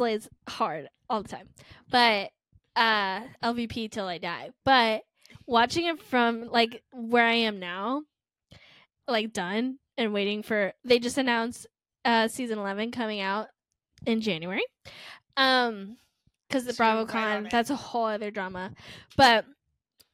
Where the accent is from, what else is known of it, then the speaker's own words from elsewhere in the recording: Florida, United States; we're from Florida